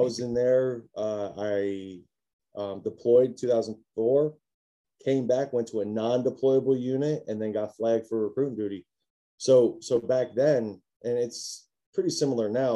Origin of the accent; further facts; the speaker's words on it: New Jersey, United States; moved away as an adult; I was born in New Jersey. I come from New Jersey.